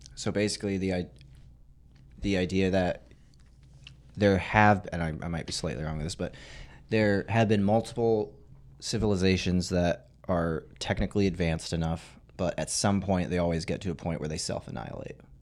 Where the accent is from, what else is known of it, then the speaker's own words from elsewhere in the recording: Arizona, United States; I grew up in Arizona